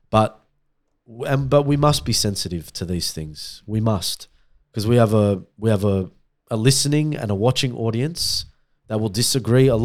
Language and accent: English; Australia; I'm Australian.